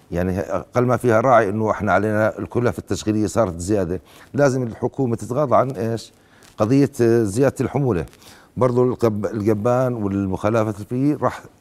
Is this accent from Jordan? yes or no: yes; Jordan; وأنا وأقول كأردني أننا كأردنيون مهما اشتدت بنا الشدائد والأزمات نقف كلنا في نجدة الوطن